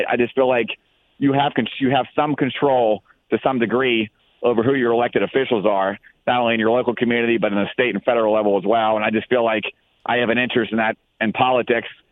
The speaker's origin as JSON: {"language": "English", "town": "Export", "region": "Pennsylvania", "country": "United States", "tie": "born or raised there", "also_born_or_lived": "Plum, Pennsylvania", "said": "I grew up in export of my hometown"}